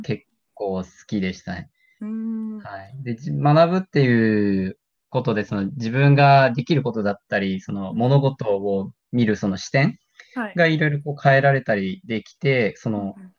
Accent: Japan; first language Japanese; 日本生まれの日本育ちの、えー、人

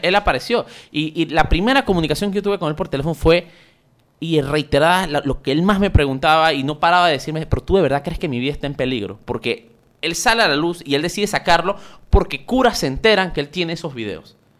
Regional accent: Panama; eso está prácticamente impregnado en nuestro ADN como panameños

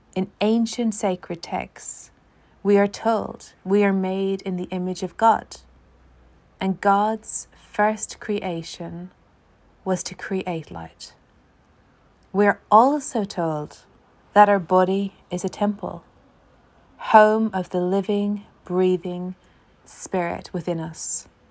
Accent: Ireland; an Irish theologian

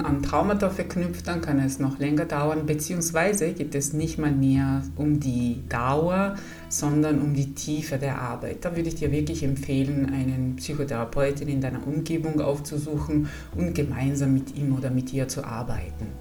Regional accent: Italy; German is a second language; moved away as an adult; also born or lived in Padua, Italy / Salzburg, Austria; now in Bavaria, Germany; Ich komme aus Italien

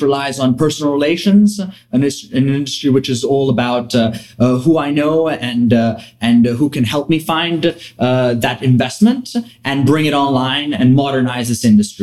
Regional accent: Milan, Lombardy, Italy; moved away as an adult; also born or lived in Maine; now in New York, United States; I'm from Milan, grew up there, born and raised, went to an English school in Milan

